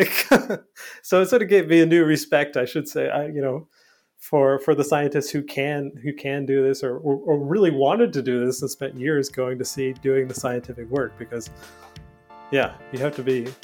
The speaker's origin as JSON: {"language": "English", "region": "Newfoundland and Labrador", "country": "Canada", "tie": "born or raised there", "moved": "yes", "said": "I'm from Newfoundland, so I'm from a very maritime oh. place. I grew up on an island"}